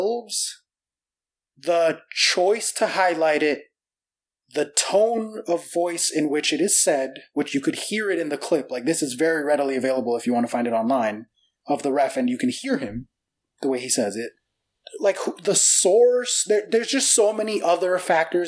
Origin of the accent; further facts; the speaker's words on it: United States; I was born here. Of course my accent is barely noticeable